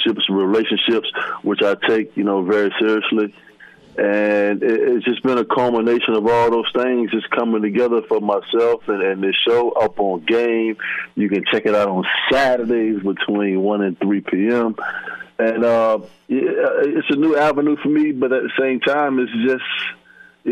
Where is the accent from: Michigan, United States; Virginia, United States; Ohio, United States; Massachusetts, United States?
Virginia, United States; Virginia Beach; I was growing up in Virginia Beach, Virginia.